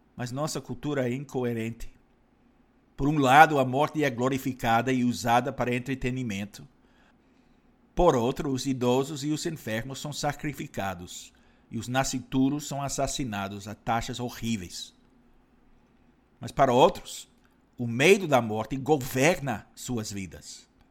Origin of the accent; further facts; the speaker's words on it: Canada; now in Brazil; no meu país natal, Canadá